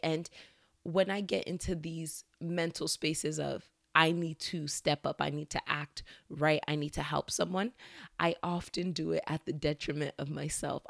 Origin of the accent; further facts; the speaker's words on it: Nigeria; As a Nigerian